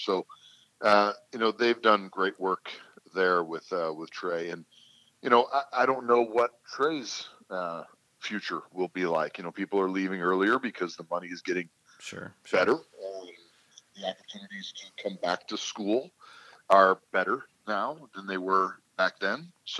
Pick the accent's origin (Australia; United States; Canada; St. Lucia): Canada; coming as a Canadian, you're looking at, you know, being unless you're the clear number one, clearing a foreign spot for it.